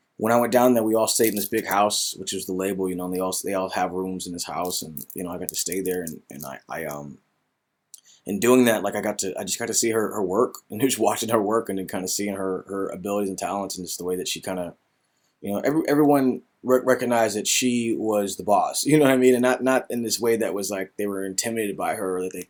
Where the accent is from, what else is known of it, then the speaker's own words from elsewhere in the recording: Seattle, Washington, United States; I was born and raised in Seattle and I went to church every Sunday